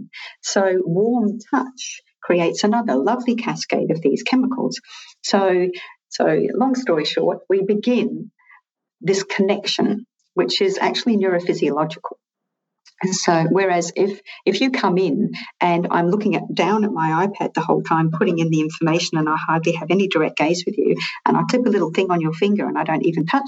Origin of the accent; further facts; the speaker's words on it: Scotland, United Kingdom; now in Australia; I'm originally Scottish, but I've lived here for a long time.